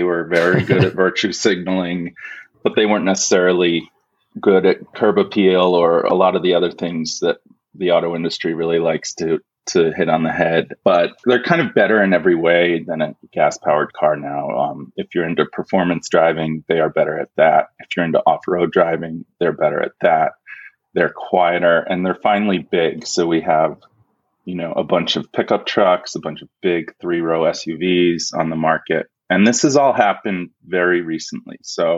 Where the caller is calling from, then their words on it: Princeton, New Jersey, United States; I'm near Princeton, New Jersey, Jason.